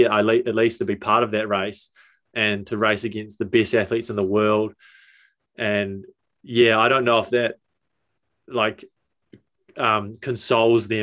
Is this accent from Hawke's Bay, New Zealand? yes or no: yes; Hawke's Bay, New Zealand; now in North Canterbury, New Zealand; I'm just a guy from Hawke's Bay